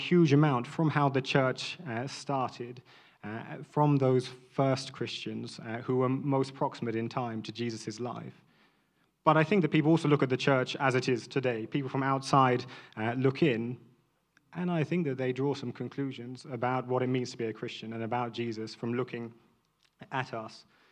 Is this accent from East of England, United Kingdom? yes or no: no; London, United Kingdom; a mixed-race man born and raised in London